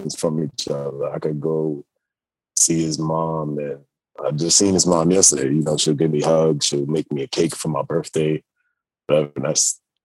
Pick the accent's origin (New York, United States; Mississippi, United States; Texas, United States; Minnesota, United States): New York, United States; New York City; also born or lived in London; I was born in New York and yeah, raised out here